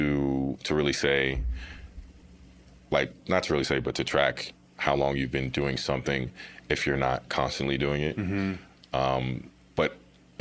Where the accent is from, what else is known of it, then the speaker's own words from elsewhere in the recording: Topeka, Kansas, United States; moved away as an adult; now in Denver, United States; I'm from Topeka, Kansas, which is the capital city, but not really a place to speak about